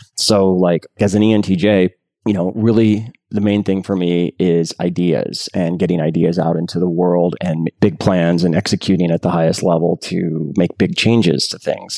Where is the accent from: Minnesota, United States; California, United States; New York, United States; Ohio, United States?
California, United States; San Jose; I grew up in San Jose for my high school years